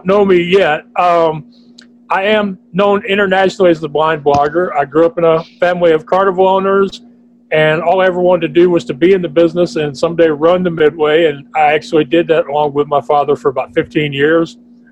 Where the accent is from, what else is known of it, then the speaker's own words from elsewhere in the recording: Texas, United States; being a Texan